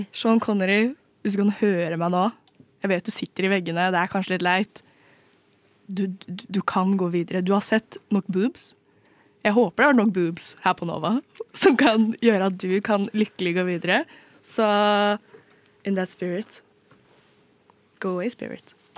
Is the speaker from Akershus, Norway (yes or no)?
yes; Nes, Akershus, Norway; Jeg er fra Nes. Det er jo mange steder som heter Nes, men dette er Nes som ligger i tidligere Akershus